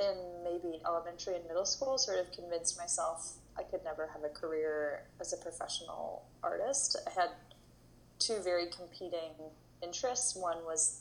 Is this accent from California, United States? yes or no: yes; Berkeley, California, United States; also born or lived in New York City; I grew up in Berkeley, California